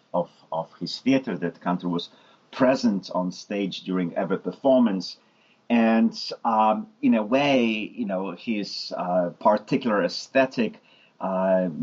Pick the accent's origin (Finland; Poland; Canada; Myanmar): Poland; moved away; I could speak Polish and that I was actually from Poland